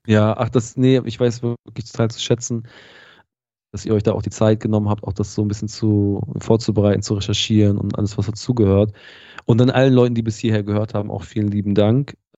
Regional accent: Harburg district, Lower Saxony, Germany; der Ort, aus dem ich ursprünglich komme, ist so, ähm, hat glaube ich eine Hamburger Vorwahl, ist Landkreis Harburg, aber das Schulsystem in dem Ort war quasi niedersächsisch

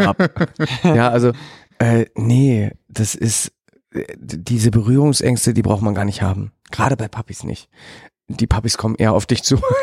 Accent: Germany; bei uns in Deutschland

